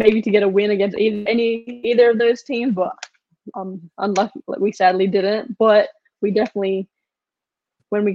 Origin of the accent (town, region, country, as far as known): Australia; moved away as an adult; now in United States